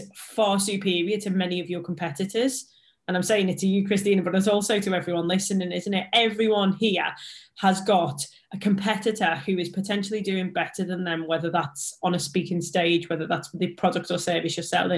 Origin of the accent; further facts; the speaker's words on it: Liverpool, North West England, United Kingdom; accent: Scouse; I'm a Scouser, English is a second language for me.